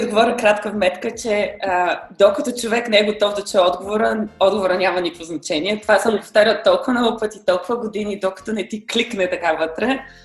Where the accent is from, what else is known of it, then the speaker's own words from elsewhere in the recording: Bulgaria; moved away as an adult; also born or lived in Germany; средата, в която сме израснали в България